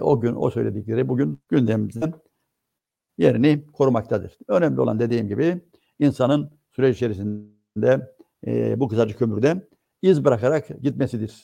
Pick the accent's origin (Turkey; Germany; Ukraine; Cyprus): Cyprus; bizim e, Türkiye'den farklılıklarımızı